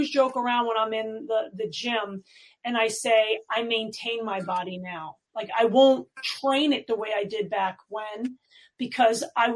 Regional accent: New York City, New York, United States; I grew up in New York City.

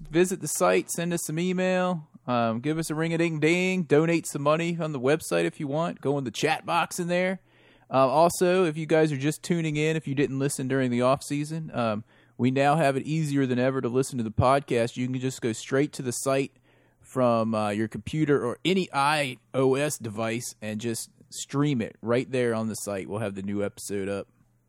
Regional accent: the South, United States; calling me a Yankee when I am obviously from the South.

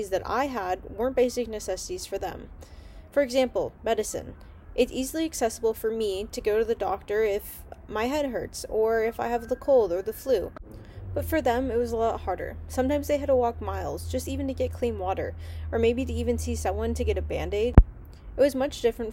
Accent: Pasadena, California, United States; also born or lived in Eagle, Idaho; now in San Diego, United States; I was born in Pasadena, California, and grew up there for most of my life

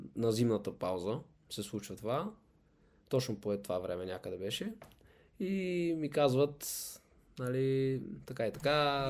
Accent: Sofia, Sofia City, Bulgaria; also born or lived in Silistra; израснал съм в София

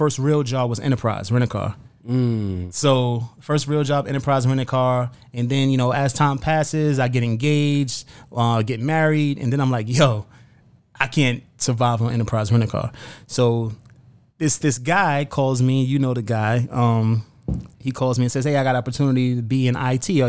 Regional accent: New York City, New York, United States; also born or lived in Bronx, New York; I lived in Brownsville in Brooklyn, New York, which is the hood, which was the hood even more then

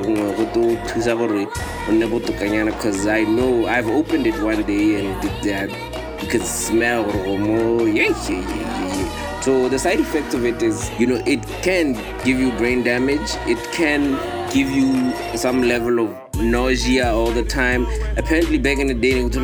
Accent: Nigeria; when I was growing up in Nigeria

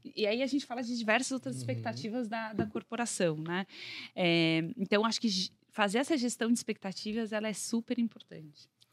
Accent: São Paulo, Brazil; accent: paulistinha; also born or lived in Minas Gerais; cresci em São Paulo, então eu tenho mais, sou bem mais paulistinha mesmo.

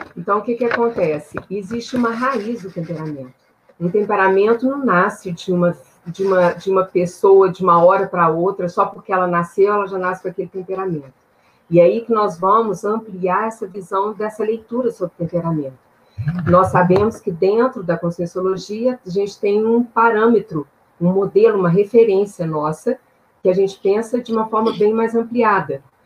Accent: Minas Gerais, Brazil; Eu sou de Minas Gerais

